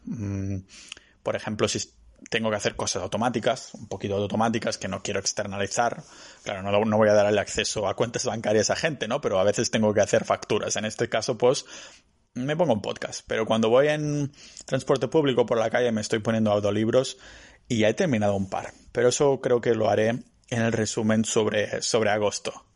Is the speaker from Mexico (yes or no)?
no; Spain; moved away as an adult; also born or lived in Barcelona; now in Tallinn, Estonia; yo sigo siendo ciudadano español